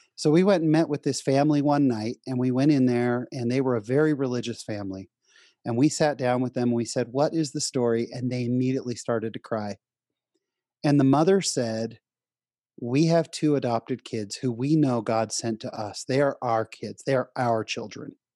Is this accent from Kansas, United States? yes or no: no; San Jose, California, United States; also born or lived in Orange County, California; I was born in Orange County, but raised in San Jose, California